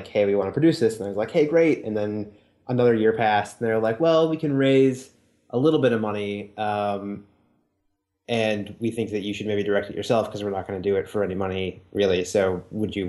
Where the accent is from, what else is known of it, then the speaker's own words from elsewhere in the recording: Wisconsin, United States; moved away; also born or lived in New York; I'm from Wisconsin originally